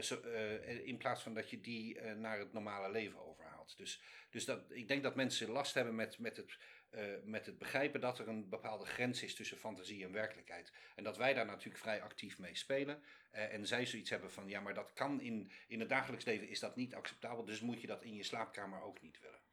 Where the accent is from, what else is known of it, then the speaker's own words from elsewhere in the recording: Netherlands; moved away as an adult; also born or lived in London / China; now in New York, United States; ik ben uit Nederland weggegaan